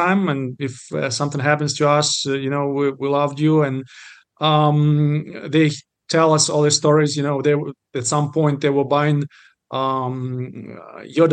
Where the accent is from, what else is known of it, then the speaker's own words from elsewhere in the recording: Zaporizhzhia, Zaporizhzhia Oblast, Ukraine; English is a second language; moved away as an adult; also born or lived in Kyiv, Ukraine / New Orleans, Louisiana; now in Houston, United States; I'm Ukrainian, born and raised in Zaporizhia and then in Kyiv.